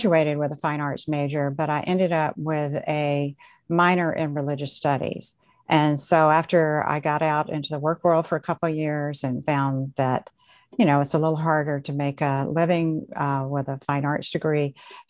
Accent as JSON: {"language": "English", "town": "Columbia", "region": "South Carolina", "country": "United States", "tie": "born or raised there", "also_born_or_lived": "Iowa", "moved": "as an adult", "said": "I grew up in Columbia, South Carolina, and my background is Lutheran."}